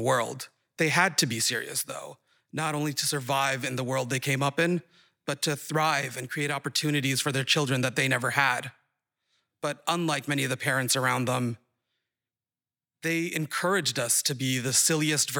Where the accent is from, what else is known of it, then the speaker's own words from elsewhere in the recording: Saudi Arabia; moved away as an adult; also born or lived in Boston; now in Somerville, United States; My siblings and I grew up in Saudi Arabia